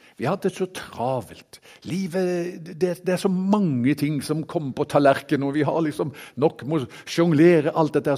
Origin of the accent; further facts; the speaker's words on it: Haugesund, Rogaland, Norway; now in Kristiansand, Norway; Jeg kommer opprinnelig fra Haugesund